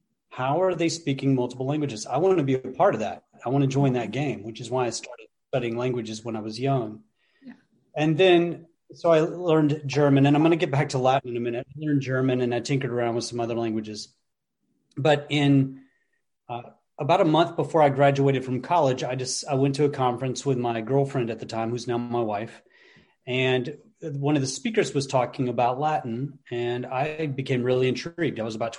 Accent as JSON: {"language": "English", "region": "England", "country": "United Kingdom", "tie": "born there", "also_born_or_lived": "Netherlands", "said": "I grew up in Europe. I was born in England, and my parents were either in the military or missionaries to the military for 2 decades."}